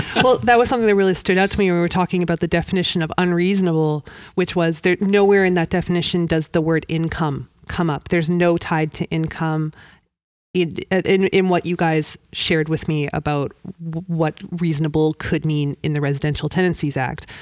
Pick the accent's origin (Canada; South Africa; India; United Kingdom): Canada; Vancouver, British Columbia; moved away as an adult; now in Moncton, Canada; I'm from Vancouver originally